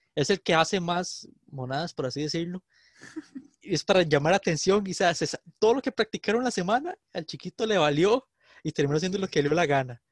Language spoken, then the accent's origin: Spanish; San José, Costa Rica; yo soy de San José